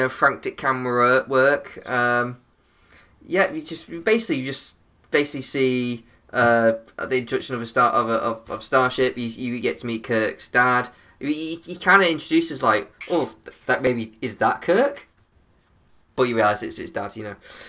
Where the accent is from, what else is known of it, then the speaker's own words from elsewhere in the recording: Manchester, North West England, United Kingdom; I'm from Manchester?